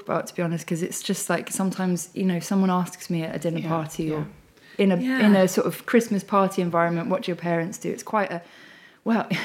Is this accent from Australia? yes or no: no; London, United Kingdom; I grew up in Wandsworth.